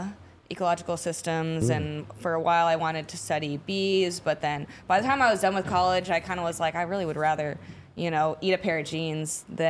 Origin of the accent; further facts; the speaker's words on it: St. Louis, Missouri, United States; moved away as an adult; also born or lived in Little Rock, Arkansas; I grew up in St. Louis. Mm-hmm. Then for like the last 10 years, I lived in Little Rock, Arkansas.